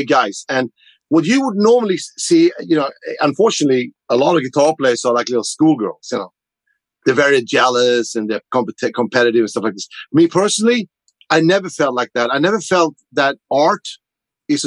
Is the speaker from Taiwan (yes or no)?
no; Sweden; born or raised there; moved away as an adult; now in United States